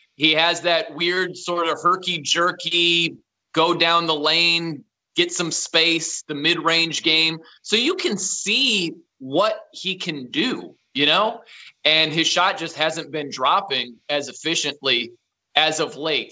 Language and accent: English; South Bend, Indiana, United States; moved away as an adult; also born or lived in Fresno / Nashville / Albany, New York / Los Angeles; I'm from South Bend, Indiana. That's where I grew up.